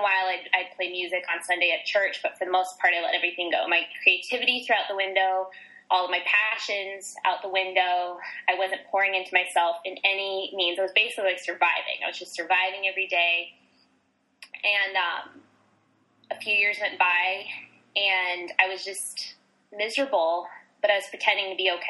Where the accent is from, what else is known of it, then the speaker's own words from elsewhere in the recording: Las Vegas, Nevada, United States; born and raised in Las Vegas, Nevada, in the hot desert in the west coast of America